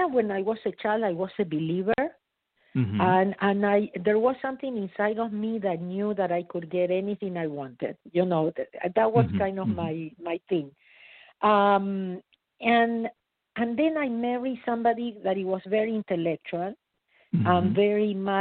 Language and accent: English; Argentina; moved away as an adult; now in United States; I was born in Argentina. I immigrated to United States in 1983, so 37 years ago